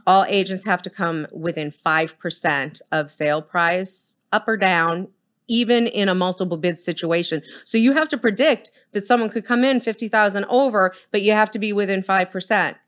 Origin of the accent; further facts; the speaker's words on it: Boston, Massachusetts, United States; now in Dallas-Fort Worth, United States; I come from Boston. I'm Boston blunt